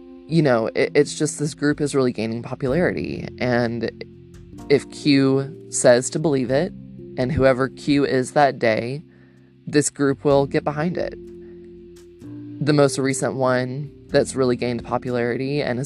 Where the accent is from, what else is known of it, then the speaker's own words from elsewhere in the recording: Georgia, United States; my home state